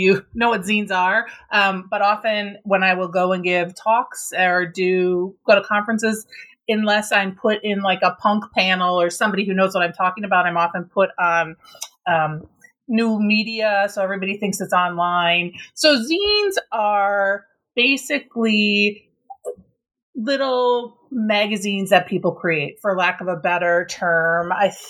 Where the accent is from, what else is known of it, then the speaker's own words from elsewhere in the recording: Minnesota, United States; because I grew up in Minnesota, I was really involved in sort of this Minnesota punk scene